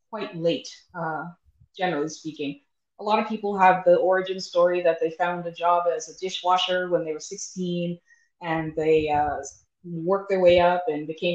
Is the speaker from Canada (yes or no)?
yes; Toronto, Ontario, Canada; moved away as an adult; also born or lived in Bahamas; now in Calgary, Canada; I was born and raised in Toronto